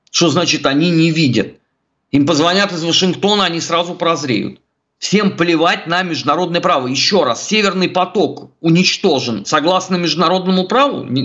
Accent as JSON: {"language": "Russian", "country": "Russia", "tie": "born or raised there", "said": "Я родился, а, вырос а, в России. Для меня все родное русское. Я надеюсь здесь умереть, а не в Швейцариях."}